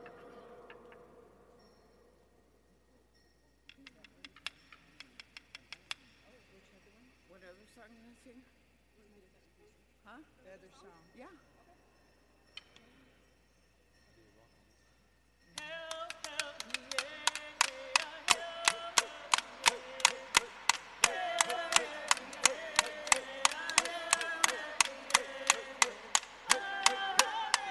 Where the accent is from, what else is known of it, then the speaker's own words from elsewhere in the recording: Round Valley, California, United States; we're from Round Valley